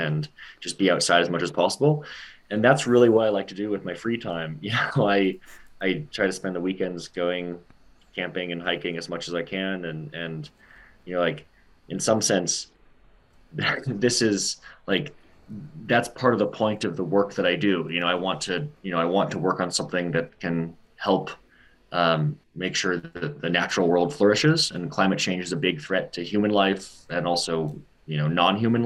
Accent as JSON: {"language": "English", "town": "Seattle", "region": "Washington", "country": "United States", "tie": "born or raised there", "said": "growing up in the United States and growing up in Seattle"}